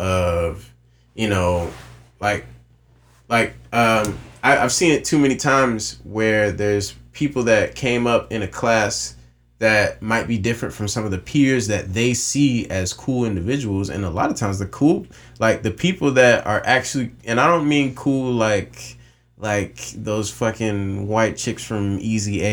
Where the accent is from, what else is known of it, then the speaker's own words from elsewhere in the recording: Myrtle Beach, South Carolina, United States; moved away as an adult; also born or lived in Charleston, South Carolina; We're all from Myrtle Beach or North Myrtle Beach or Myrtle Beach area. And then we moved to Charleston, South Carolina.